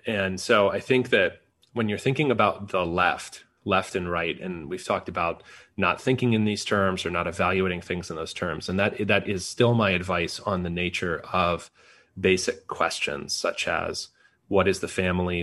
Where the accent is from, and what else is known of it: United States